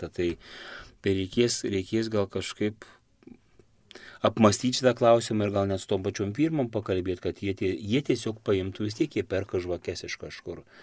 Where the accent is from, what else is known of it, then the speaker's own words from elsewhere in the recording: Prienai, Kaunas County, Lithuania; aš pats iš Prienų, Dzukijoje, E, Suvalkyjoje, Zanavikijoje